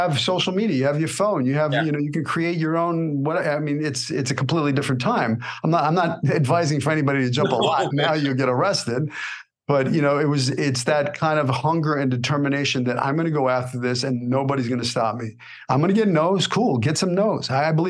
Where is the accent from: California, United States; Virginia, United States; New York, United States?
New York, United States; moved away as an adult; now in Los Angeles, United States; So I'm an actor from New York.